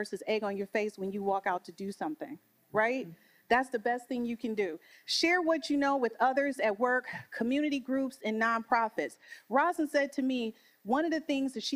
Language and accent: English; Detroit, Michigan, United States; I'm from Detroit.